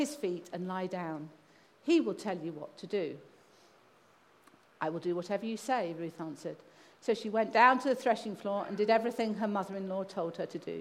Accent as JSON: {"language": "English", "region": "England", "country": "United Kingdom", "also_born_or_lived": "Kazakhstan", "said": "I'm English"}